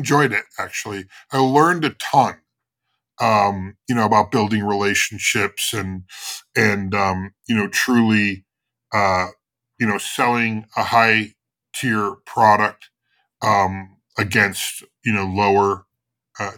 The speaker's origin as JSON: {"language": "English", "town": "Chicago", "region": "Illinois", "country": "United States", "said": "I'm from Chicago"}